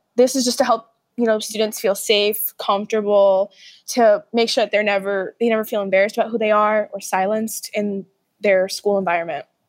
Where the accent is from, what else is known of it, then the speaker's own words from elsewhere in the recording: New York City, New York, United States; I'm from Brooklyn